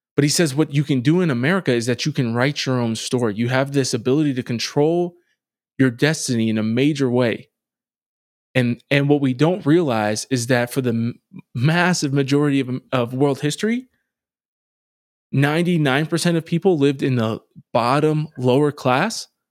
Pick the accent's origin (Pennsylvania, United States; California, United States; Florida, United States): Pennsylvania, United States; Harrisburg; inner city poverty where I grew up in Harrisburg